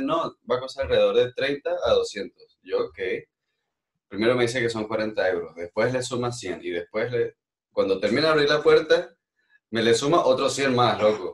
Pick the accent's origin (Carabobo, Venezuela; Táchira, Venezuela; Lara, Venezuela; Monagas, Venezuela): Táchira, Venezuela; moved away as an adult; also born or lived in Barcelona, Spain / Netherlands; now in Eindhoven, Netherlands; soy nacido y, crecido en Venezuela, venezolano totalmente